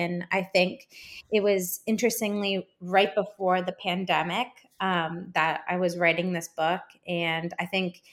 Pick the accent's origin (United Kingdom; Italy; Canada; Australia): Canada; I'm Canadian